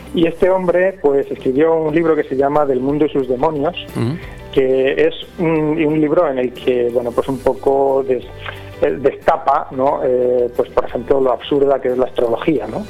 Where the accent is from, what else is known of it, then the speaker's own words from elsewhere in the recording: Petrer, Valencian Community, Spain; also born or lived in Villajoyosa; yo soy de Petrer